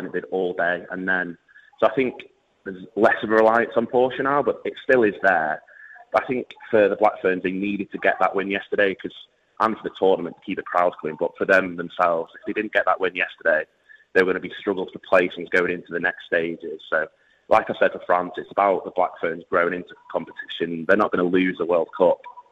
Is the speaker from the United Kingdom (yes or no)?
yes; England, United Kingdom; as an Englishman